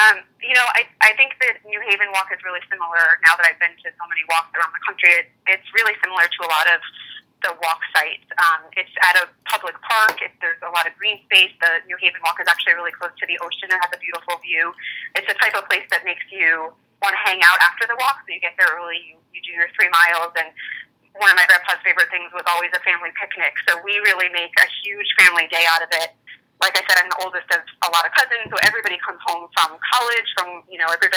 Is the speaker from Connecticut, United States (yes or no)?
yes; Connecticut, United States; moved away; I'm from Connecticut originally